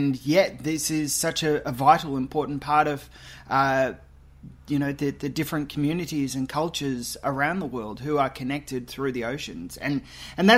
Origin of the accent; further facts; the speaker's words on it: Queensland, Australia; also born or lived in Perth; I was born in Perth and grew up in Queensland